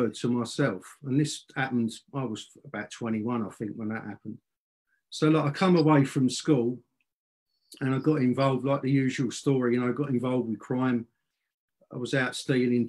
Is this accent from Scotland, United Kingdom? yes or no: no; London, United Kingdom; I was born in South London, England. And I was born into a working class, rough and ready family